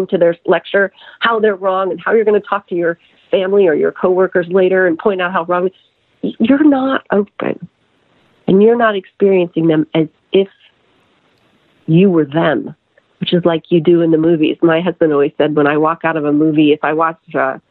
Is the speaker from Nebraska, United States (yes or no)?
yes; Lincoln, Nebraska, United States; moved away as an adult; also born or lived in Los Angeles / Atlanta; I'm from Lincoln, Nebraska.